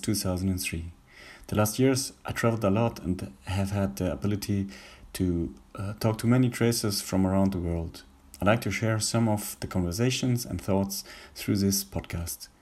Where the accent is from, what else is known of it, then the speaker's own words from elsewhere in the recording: Cologne, North Rhine-Westphalia, Germany; I'm from Cologne in Germany